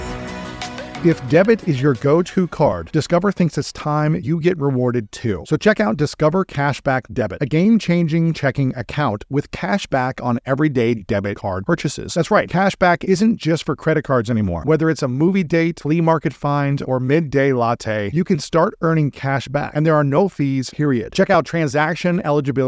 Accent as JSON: {"language": "English", "region": "middle Ohio", "country": "United States", "tie": "born or raised there", "said": "a white kid growing up in Ohio, middle Ohio"}